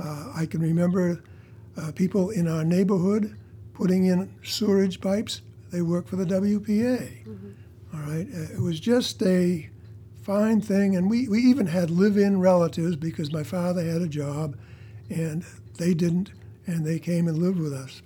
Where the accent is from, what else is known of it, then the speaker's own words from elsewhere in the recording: Portland, Maine, United States; also born or lived in Bangor, Maine; I was born in Bangor, Maine, mm-hmm. but I moved at the age of five to Portland, and I grew up in Portland through high school.